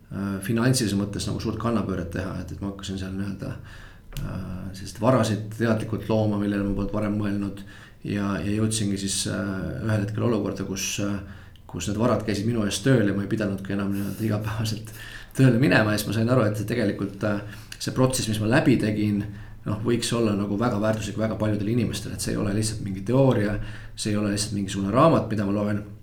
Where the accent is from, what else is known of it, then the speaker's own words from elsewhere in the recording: Tallinn, Harju County, Estonia; et olen täitsa Tallinnast pärit, lõpetasin Tallinna Reaalkooli